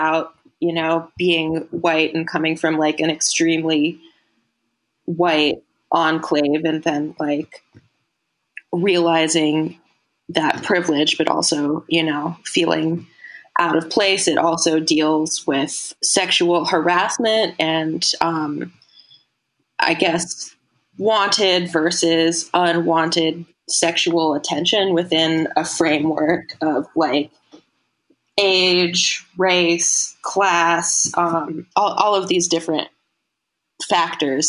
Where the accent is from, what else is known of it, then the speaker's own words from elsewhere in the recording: Portland, Oregon, United States; I grew up in Portland, Oregon as like an unschooler